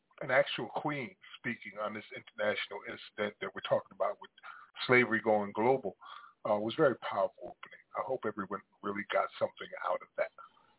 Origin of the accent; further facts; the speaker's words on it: Paterson, New Jersey, United States; me going back to my hometown of Paterson, New Jersey